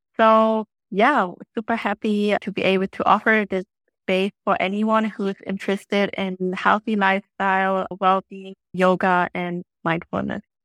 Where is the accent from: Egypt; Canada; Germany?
Germany; now in Phu Quoc, Vietnam; I come from Germany